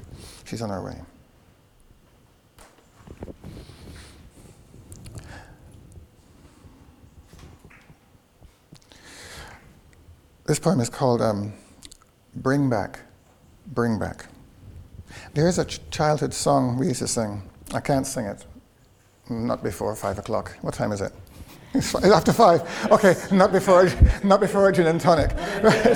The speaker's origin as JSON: {"language": "English", "country": "Guyana", "tie": "born or raised there", "also_born_or_lived": "London / United States", "moved": "yes", "said": "I grew up in Guyana, that I've been in London, and that I've been in the US"}